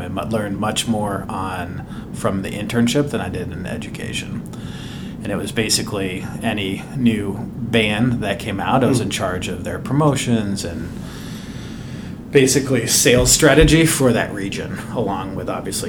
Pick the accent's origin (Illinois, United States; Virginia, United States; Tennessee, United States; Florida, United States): Illinois, United States; Lake Forest; also born or lived in Greenwich, Connecticut / Phoenix / Chicago; now in New York, United States; So I was born just outside New York in Greenwich, Connecticut. My dad was a banker. My mom was a school teacher and moved when I was young to actually outside Chicago, Lake Forest.